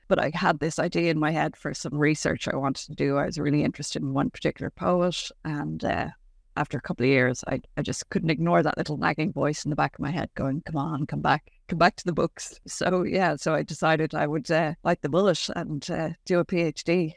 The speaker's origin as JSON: {"language": "English", "country": "Ireland", "said": "being an Irish family in the seventies and eighties, yeah, five children in relatively quick succession"}